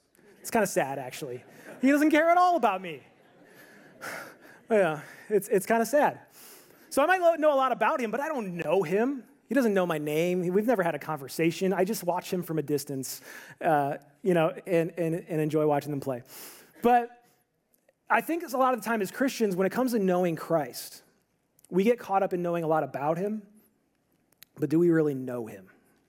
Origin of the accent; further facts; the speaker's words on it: Arizona, United States; For example, I grew up here in the Valley, and I'm raised up here in the Valley, and I'm a big-time Suns fan.